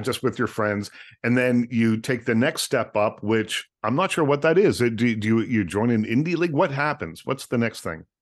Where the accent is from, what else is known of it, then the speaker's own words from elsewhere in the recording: Nova Scotia, Canada; I grew up in Nova Scotia, tiny little town in Nova